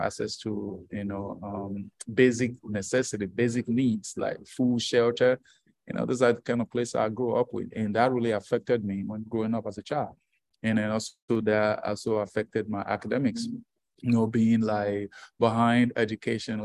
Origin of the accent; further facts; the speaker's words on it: Nigeria; I was born in Africa, born in Nigeria, and born out of wedlock